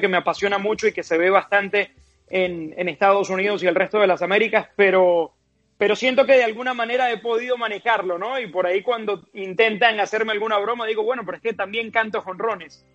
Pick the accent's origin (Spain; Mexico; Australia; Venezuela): Venezuela; Puerto Ordaz, Bolívar; now in United States; yo soy de Puerto Ordaz, en Venezuela, en el suroriente del país